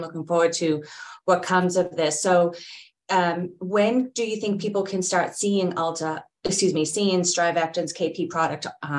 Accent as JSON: {"language": "English", "town": "Boston", "region": "Massachusetts", "country": "United States", "accent": "Boston", "said": "there's my Boston accent"}